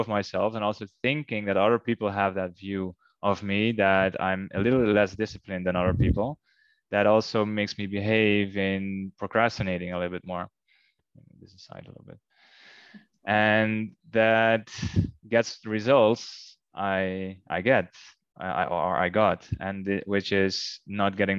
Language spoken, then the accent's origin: English; Netherlands; moved away as an adult; now in Curaçao; my home country, the Netherlands.